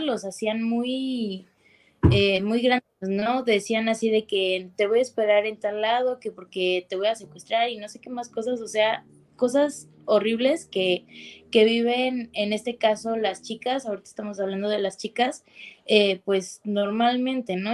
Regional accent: Mexico City, Mexico; yo no soy de Monterrey, yo soy de acá, de la Ciudad de México

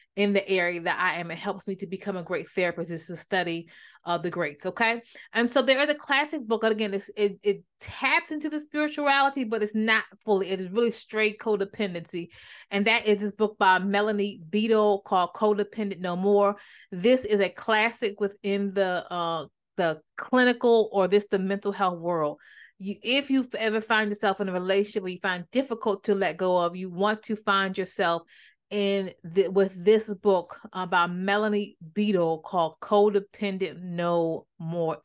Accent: Maryland, United States; moved away; also born or lived in North Carolina; I'm from Maryland

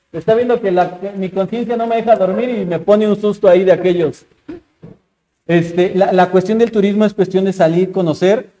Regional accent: Mexico; uno como mexicano

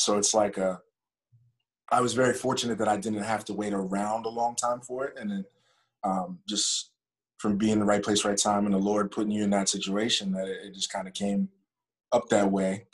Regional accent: Pittsburgh, Pennsylvania, United States; moved away; also born or lived in North Carolina; I'm from Pittsburgh

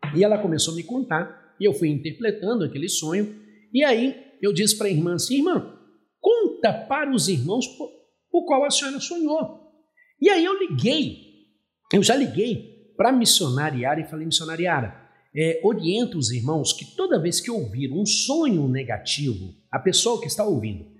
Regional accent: Belo Horizonte, Minas Gerais, Brazil; now in Recife, Brazil; eu nasci em Belo Horizonte. Sou mineiro de nascimento, mas sou pernambucano de coração

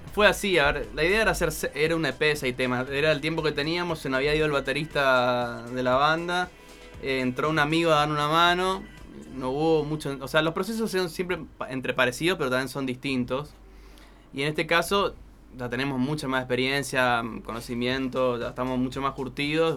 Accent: Goya, Corrientes, Argentina; accent: tonadita como de corrientes; also born or lived in Almagro, Buenos Aires; now in Buenos Aires, Argentina; somos correntinos de Goya

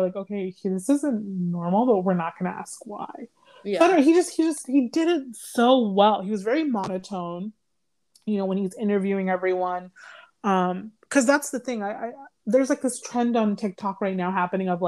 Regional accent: Northern Virginia, United States; I'm from Northern Virginia.

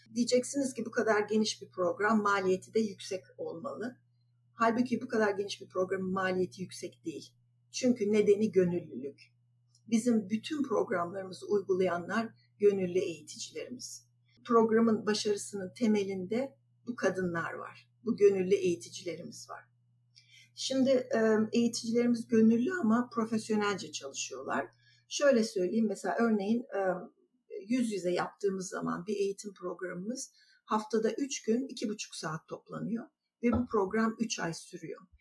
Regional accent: İzmir, Turkey; moved away as an adult; also born or lived in New Jersey, United States / Illinois, United States / Minnesota, United States; ben 1973-74 döneminde İzmir'den Amerika'ya giden bir AFS'liyim.

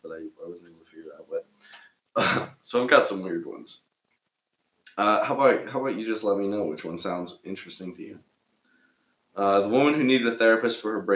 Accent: Minnesota, United States; now in Los Angeles, United States; I'm from Minnesota.

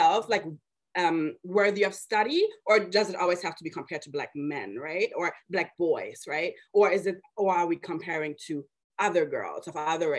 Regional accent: Germany; moved away; I was born and raised in Germany to immigrant parents from Mali

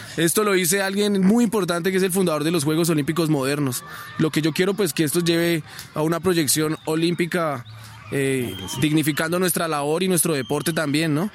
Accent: Sogamoso, Boyacá, Colombia; yo soy oriundo de Sogamoso

